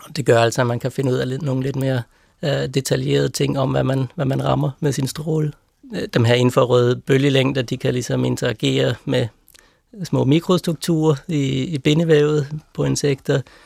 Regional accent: Copenhagen, Capital Region of Denmark, Denmark; moved away as an adult; now in Lund, Sweden; jeg voksede op der i Vandløse.

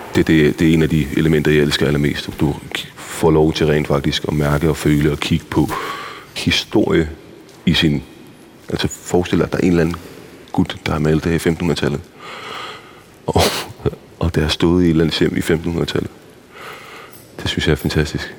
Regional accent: Copenhagen, Capital Region of Denmark, Denmark; born or raised there; also born or lived in Iraq / Baghdad

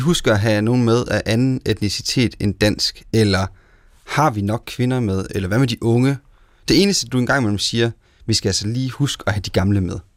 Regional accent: Central Jutland, Central Denmark Region, Denmark; jeg som midtjyde

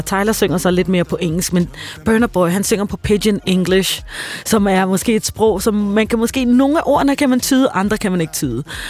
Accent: Tanzania; now in Denmark; jeg voksede op i Tanzania

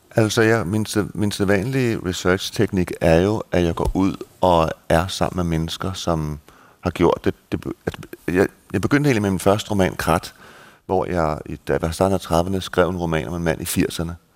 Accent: Denmark; now in Malta

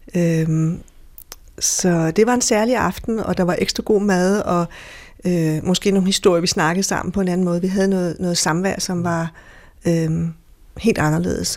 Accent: Denmark; Jeg er fra Danmark

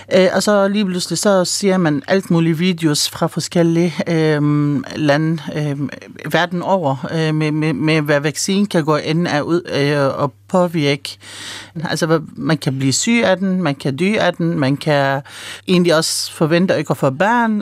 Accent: Palestine; now in Denmark; nu er jeg oprindelig palæstinenser

